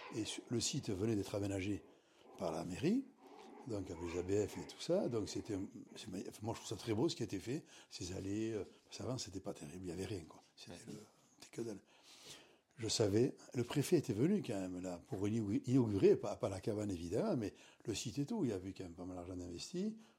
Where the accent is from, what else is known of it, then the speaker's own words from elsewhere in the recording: Anglet, Nouvelle-Aquitaine, France; Mes parents habitaient Anglette